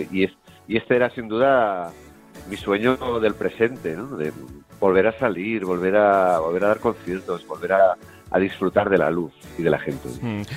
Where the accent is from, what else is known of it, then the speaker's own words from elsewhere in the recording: Terrassa, Catalonia, Spain; mi ciudad natal, en Tarrasa